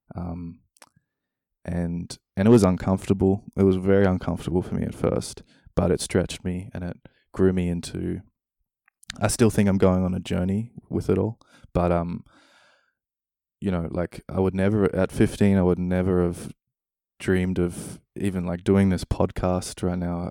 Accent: Australia; moved away as an adult; also born or lived in New Zealand; now in Denmark; growing up in Australia, spending a bit of time in New Zealand, a step to Denmark

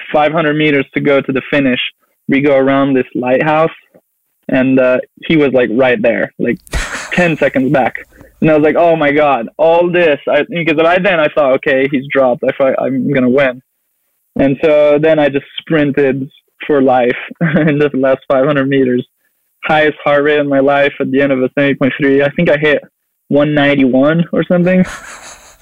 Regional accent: southeast France, France; moved away as an adult; now in United States; I grew up in France, so I kind of have a French culture.

